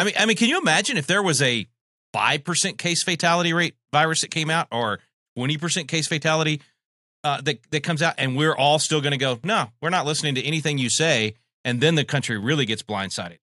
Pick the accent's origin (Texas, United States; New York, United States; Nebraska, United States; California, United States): Texas, United States; here in my home state of Texas